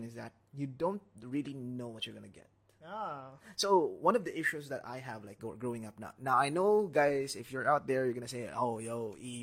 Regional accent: Philippines; now in Singapore; as a Filipino

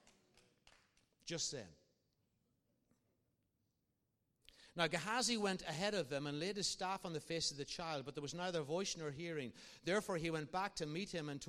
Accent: Ireland; I'm an Irishman.

